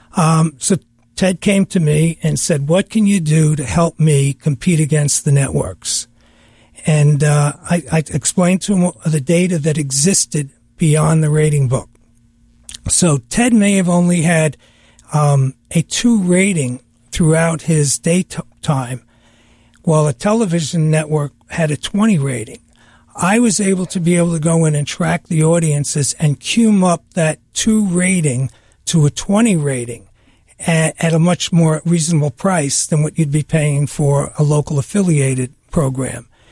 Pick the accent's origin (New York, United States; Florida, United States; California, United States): New York, United States; growing up in New York